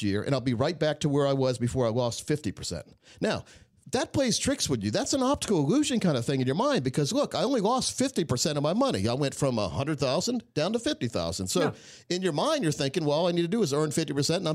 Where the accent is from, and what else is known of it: Scotland County, North Carolina, United States; born or raised there